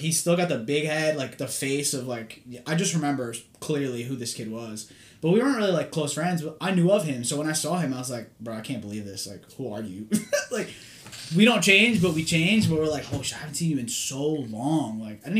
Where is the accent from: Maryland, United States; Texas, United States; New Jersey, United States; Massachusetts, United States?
New Jersey, United States; Hawthorne; I came to Hawthorne when I was like 10. I was in like 5th grade